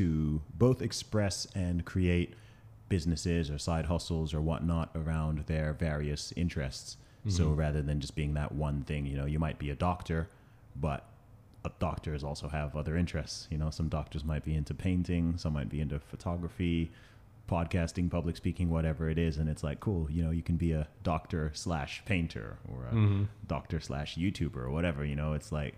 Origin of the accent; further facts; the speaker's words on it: Saudi Arabia; also born or lived in United Kingdom; So in terms of my background, I'm from the UK. I know I don't sound it with the accent, but I grew up in Saudi Arabia. I went to an American school out there for about 8 or 9 years.